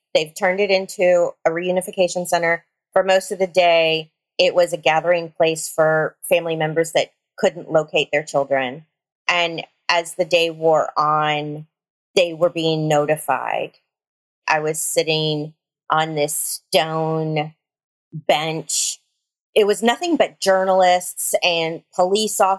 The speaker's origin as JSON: {"language": "English", "area": "near Uvalde", "region": "Texas", "country": "United States", "tie": "born or raised there", "said": "This one is near my hometown."}